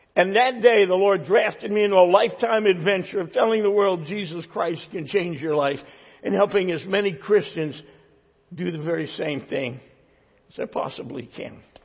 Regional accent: New Jersey, United States; I'm from New Jersey

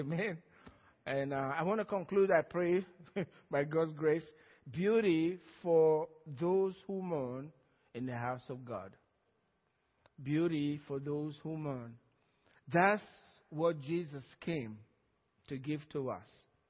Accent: Georgia, United States; Some from Georgia, that's where I'm from too.

